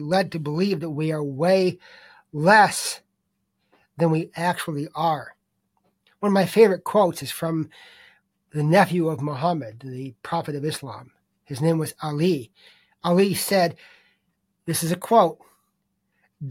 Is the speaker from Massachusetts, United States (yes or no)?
yes; Boston, Massachusetts, United States; I'm from Boston